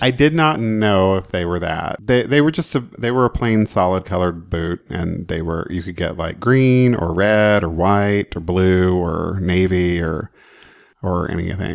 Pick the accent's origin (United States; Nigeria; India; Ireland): United States; Oklahoma; I grew up in Oklahoma, so I grew up around boots and Wranglers and farms and country music